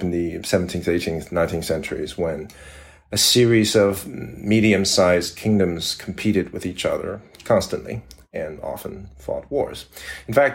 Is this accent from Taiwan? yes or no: yes; Taipei, Taiwan; we're coming to you from Taipei, Taiwan. Where Alice has been living for some time and where I am originally from.